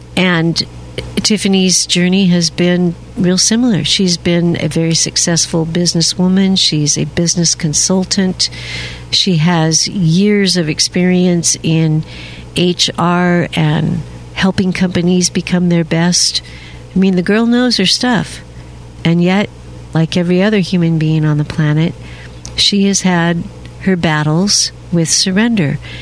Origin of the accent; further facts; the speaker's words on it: Seattle, Washington, United States; now in Alabama, United States; I was born and raised in Seattle, Washington